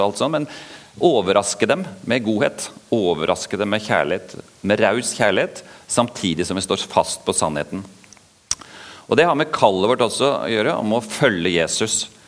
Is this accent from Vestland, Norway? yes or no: no; Oslo, Norway; accent: østlandsk, Oslo dialect; also born or lived in Vågsbygd, Kristiansand; now in Kristiansand, Norway; Dere hører jo at jeg snakker østlandsk eh, Oslo-dialekt, for det er der jeg vokste opp